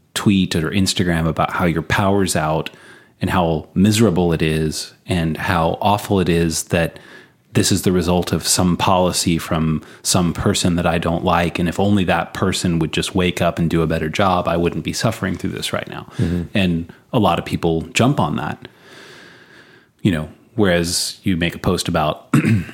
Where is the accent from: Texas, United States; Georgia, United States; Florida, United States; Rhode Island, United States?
Texas, United States; moved away; growing up in Texas